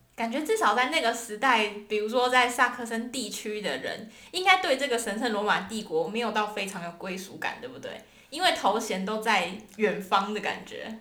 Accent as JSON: {"language": "Chinese", "country": "Taiwan", "moved": "as an adult", "lives_now": "Germany", "said": "我们当然就是会说自己是从哪里来的，就比如说台湾啊"}